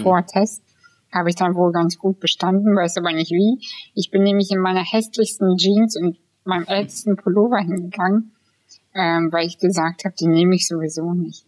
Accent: Kazakhstan; now in Germany; ich bin aus Kasachstan

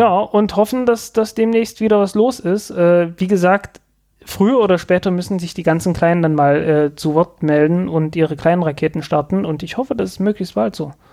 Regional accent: eastern Germany, Germany; ich in der ostdeutschen Provinz

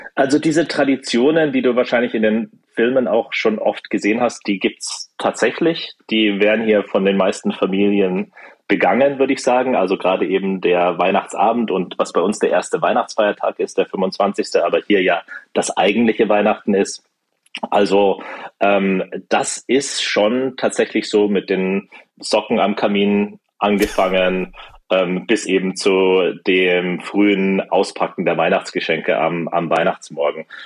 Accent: Germany; moved away as an adult; now in United States; bei uns in Deutschland

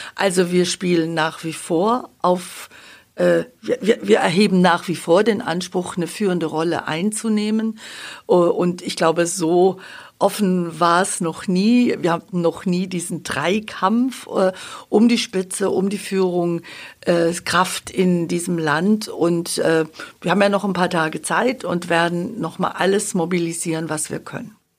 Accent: Babenhausen, Bavaria, Germany; moved away as an adult; also born or lived in Augsburg / Munich / Dortmund; ich bin leidenschaftliche Schwäbin seit 97, 98 in Augsburg, aufgewachsen in Babenhausen

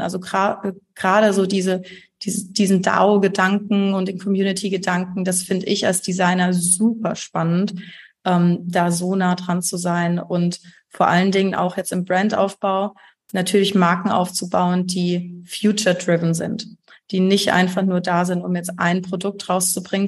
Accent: Heidelberg, Baden-Württemberg, Germany; Ich komme aus Heidelberg

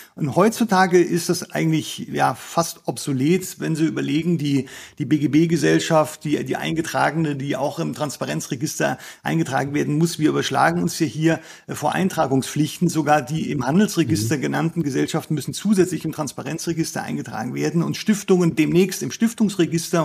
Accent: Germany; bei uns in Deutschland

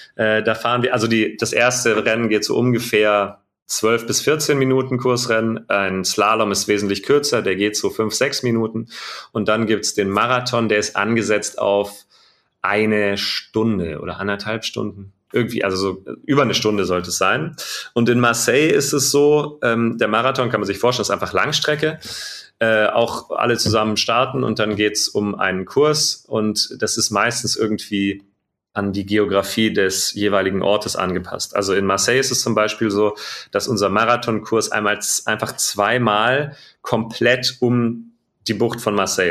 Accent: Radolfzell, Baden-Württemberg, Germany; ich bin vom Bodensee, ganz im Süden von Deutschland, äh, im Westen, in Radolfzell geboren

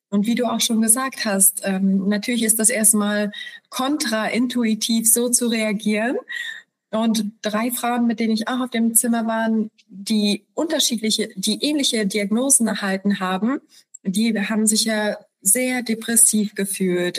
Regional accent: Poland; moved away; wir sind äh, wir kommen aus Polen

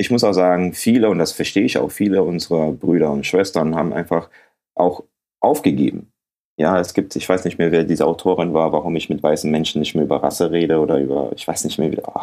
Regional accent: Ghana; so wenn ich dir jetzt sage, ich komme aus Ghana.

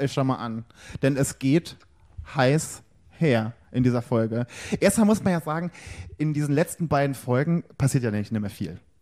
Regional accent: Rhineland-Palatinate, Germany; im gleichen Bundesland geschlüpft wie ich

